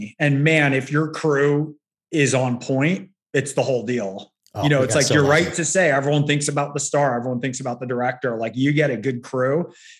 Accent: Northern California, United States; now in Los Angeles, United States; I'm from Northern Cal

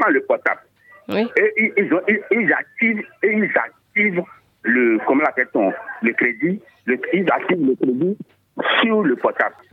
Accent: Porto-Novo, Ouémé, Benin; moi, je suis de Porte-Nouveau.

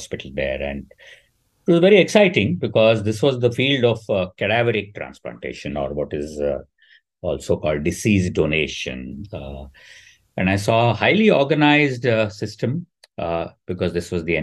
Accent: India; growing up in the India of the 80s

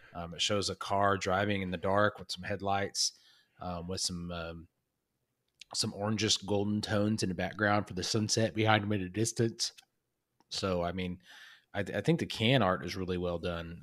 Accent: Oklahoma, United States; where we grew up in Oklahoma

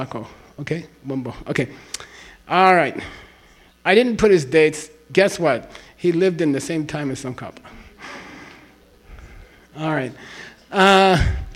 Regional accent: Arizona, United States; moved away as an adult; also born or lived in Princeton, New Jersey; when I went to Princeton, we had an Arizona club. And all the students from Arizona, we used to drink beer together

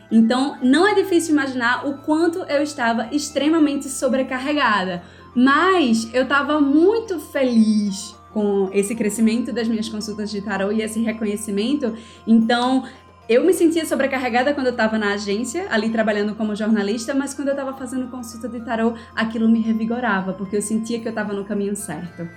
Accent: Recife, Pernambuco, Brazil; accent: Recife; also born or lived in Floresta, Pernambuco; eu nasci numa cidade chamada Floresta, lá no sertão de Pernambuco, em 1992. Mas embora eu tenha nascido lá no sertão, eu sempre morei aqui na capital, né, em Recife

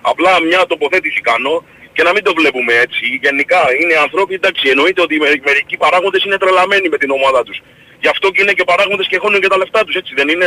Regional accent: Rhodes, South Aegean, Greece; γιατί είμαι από τη Ρόδο, οπότε χρειάζεται να μετακινηθώ παραπάνω ας πούμε από τους υπόλοιπους.

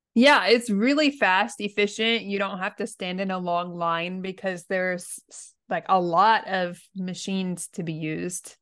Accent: United States; now in Japan; I'm American, and I'm living in Japan

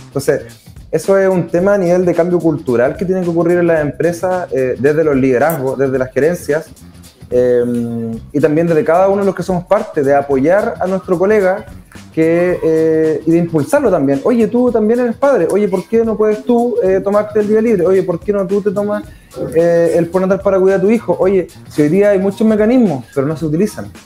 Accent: Chillán, Ñuble, Chile; soy de Chillán

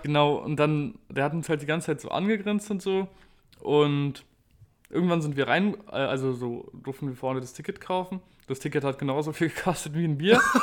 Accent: Berlin, Germany; wir kommen aus Berlin

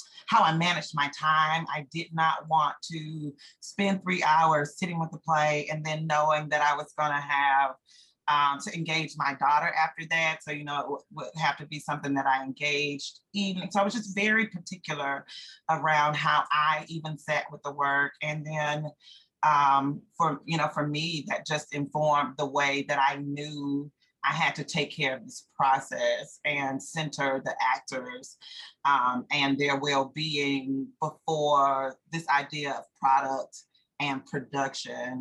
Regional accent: Durham, North Carolina, United States; also born or lived in Prince George's County, Maryland; I was not born here, but I've been here my entire life.

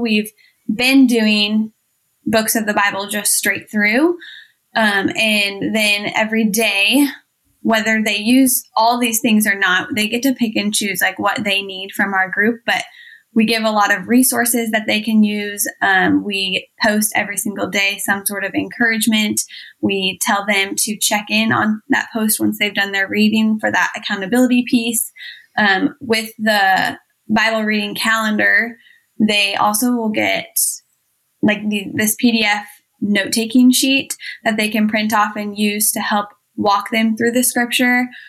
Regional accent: Iowa, United States; I was born and raised in Iowa. We still live here

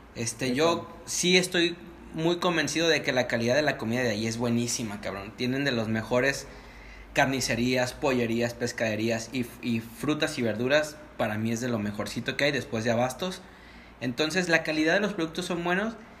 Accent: Guadalajara, Jalisco, Mexico; nuestra Guadalajarita Bella

